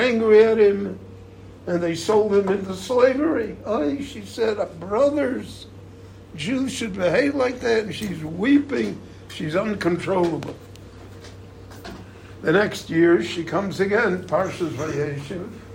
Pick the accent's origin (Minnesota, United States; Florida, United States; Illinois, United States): Illinois, United States; Chicago; moved away as an adult; also born or lived in Miami Beach; now in Israel; where I grew up in Chicago